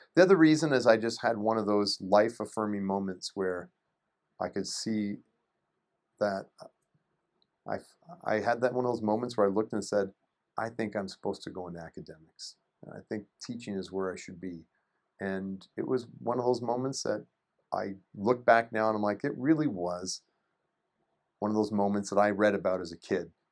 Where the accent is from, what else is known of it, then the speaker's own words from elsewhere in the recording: Shelburne, Ontario, Canada; moved away; I'm from a little town called Shelburne, Ontario, and it's about an hour and a half north of Toronto